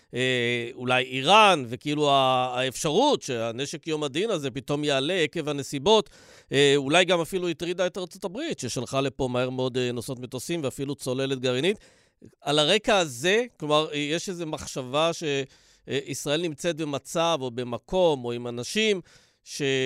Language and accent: Hebrew; Dimona, Southern District, Israel; בילדותי, בדימונה